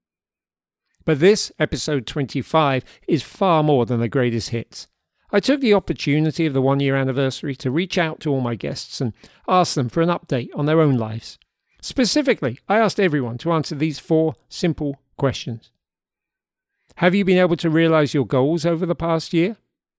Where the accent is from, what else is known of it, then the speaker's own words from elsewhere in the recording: London, United Kingdom; now in Hudson Valley, United States; We grew up together in South London